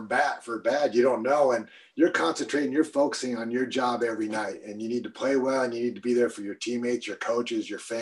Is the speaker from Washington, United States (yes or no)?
yes; Eastern Washington, United States; I'm from Eastern Washington